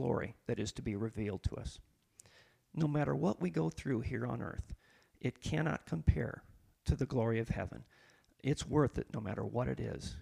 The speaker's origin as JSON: {"language": "English", "town": "Huron", "country": "United States", "tie": "born or raised there", "also_born_or_lived": "Philippines / Oklahoma", "moved": "as an adult", "said": "I grew up mostly in Huron, and I'm back now."}